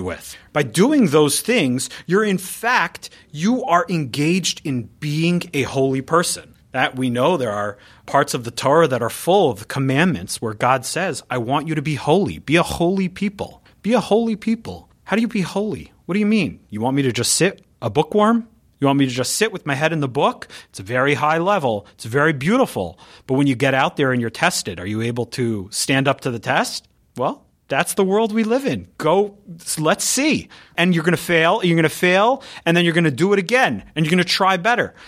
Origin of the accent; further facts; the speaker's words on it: San Diego, California, United States; moved away; I grew up in San Diego, so I grew up out there.